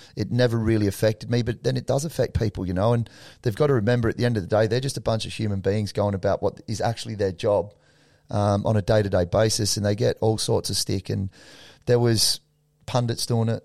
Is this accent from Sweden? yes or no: no; Australia; us being Australian